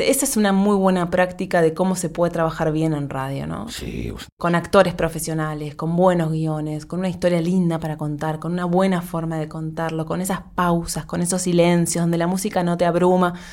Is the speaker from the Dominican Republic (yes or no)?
no; Montevideo, Uruguay; born there; tres chiquilinas del Uruguay, de Montevideo, que es el país donde yo nací